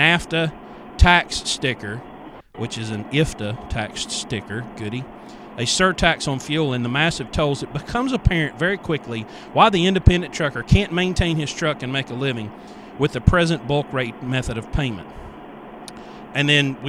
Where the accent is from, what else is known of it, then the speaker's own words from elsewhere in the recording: West Virginia, United States; I grew up in West Virginia